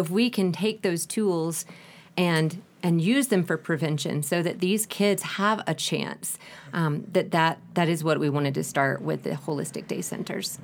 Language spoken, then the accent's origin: English; United States; moved away as an adult; now in Ecuador; I am from the States